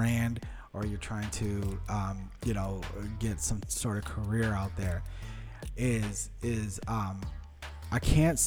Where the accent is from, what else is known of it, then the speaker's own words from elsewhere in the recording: Westborough, Massachusetts, United States; first language Portuguese; English is a second language; growing up in Westboro